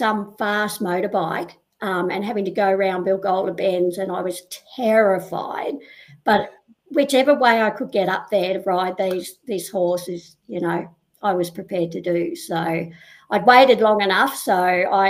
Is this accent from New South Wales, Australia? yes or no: yes; Sydney, New South Wales, Australia; I'm originally from the Northern Beaches in Sydney, down at Avalon. Grew up there, one of four kids